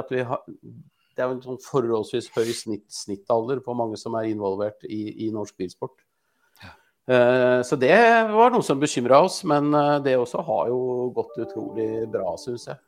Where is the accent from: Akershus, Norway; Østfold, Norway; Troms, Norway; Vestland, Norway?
Østfold, Norway; Askim; also born or lived in Sarpsborg; Jeg er jo fra Askim